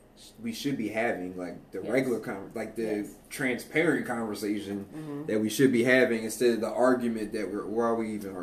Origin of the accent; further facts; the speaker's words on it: East Coast, Pennsylvania, United States; now in Texas, United States; because I'm from the East Coast